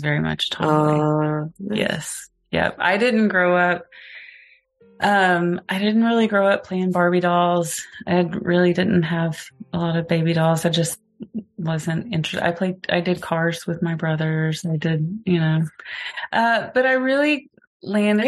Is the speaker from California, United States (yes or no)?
no; Gans, Oklahoma, United States; moved away; I was born in Gans, Oklahoma